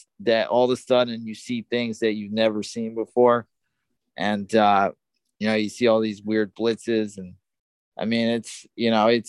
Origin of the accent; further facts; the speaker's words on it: New York, United States; I grew up in New York.